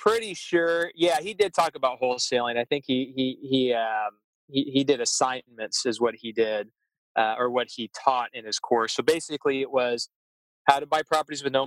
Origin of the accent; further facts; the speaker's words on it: Wichita, Kansas, United States; moved away as an adult; now in San Diego, United States; I was born and raised there.